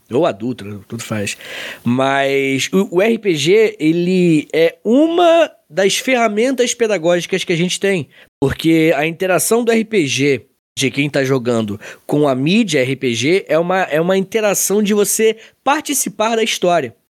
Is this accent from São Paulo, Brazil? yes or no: no; Angra dos Reis, Rio de Janeiro, Brazil; now in Itaguaí, Brazil; eu sou de Angra